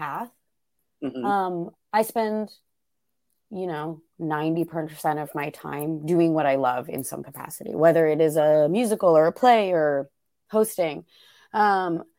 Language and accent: English; Arlington, Virginia, United States; also born or lived in New York; I grew up in just outside Washington, D.C. in Arlington, Virginia